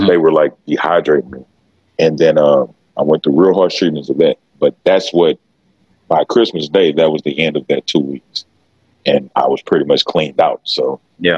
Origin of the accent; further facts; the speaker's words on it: Beaumont, Texas, United States; I'm from Beaumont, Texas. You know what I'm saying? So when it comes to those issues, being from not just Beaumont, Texas, I'm from Southeast Texas.